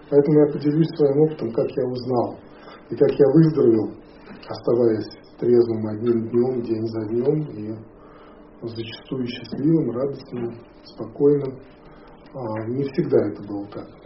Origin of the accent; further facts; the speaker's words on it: Moscow, Russia; moved away; also born or lived in Canada / Hawaii; я вырос в Советском Союзе и в Москве.